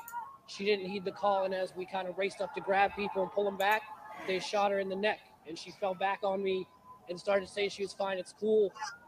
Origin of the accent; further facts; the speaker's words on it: New Jersey, United States; from New Jersey.